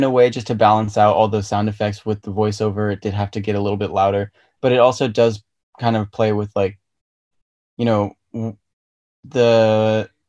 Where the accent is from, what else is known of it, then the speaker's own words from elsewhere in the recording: Virginia, United States; moved away as an adult; also born or lived in Belgium; we moved back from Belgium and ended up in like the DC area, so in Virginia. And that's pretty much where I spent like middle school and high school.